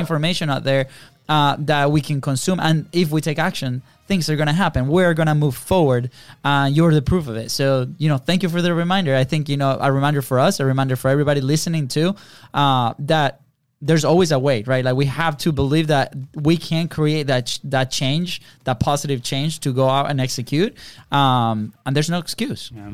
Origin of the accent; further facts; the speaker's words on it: Venezuela; English is a second language; moved away; we're foreign. We're from Venezuela